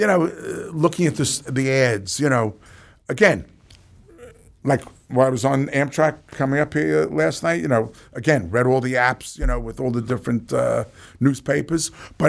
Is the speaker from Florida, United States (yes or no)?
no; New York, United States; And being born and raised in New York